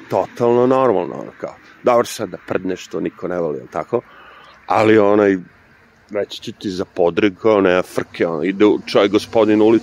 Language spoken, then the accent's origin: Croatian; New York, United States; now in Serbia; Na moju sreću ja dolazim iz Njorka koji je prilično hladan, tako da mi ovo što ljudi ovde kažu hladno uopšte nije hladno.